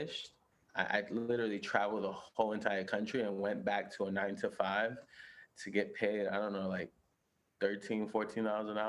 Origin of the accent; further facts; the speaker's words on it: New York City, New York, United States; moved away as an adult; now in Los Angeles, United States; I was born and raised in Brooklyn, in Bushwick, and I moved to LA in 2014